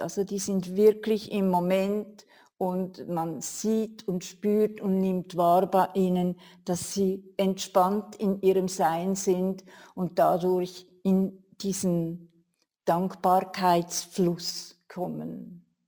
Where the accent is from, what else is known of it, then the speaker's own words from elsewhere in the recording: Switzerland; bei uns in der Schweiz